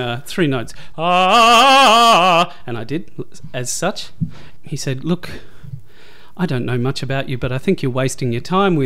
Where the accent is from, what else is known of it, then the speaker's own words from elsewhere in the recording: Adelaide, South Australia, Australia; moved away as an adult; also born or lived in Hamilton, Victoria / Melbourne; My dad was a teacher out in the country, and he got a job in the education union in Adelaide, which prompted our family to move when I was, I think, four years old. And so spent my childhood in Adelaide, spent my teenage years in Adelaide